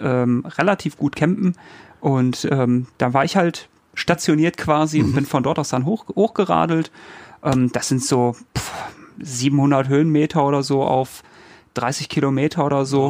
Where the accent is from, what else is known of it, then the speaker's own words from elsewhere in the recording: North Rhine-Westphalia, Germany; Ich komme ja, komm aus NRW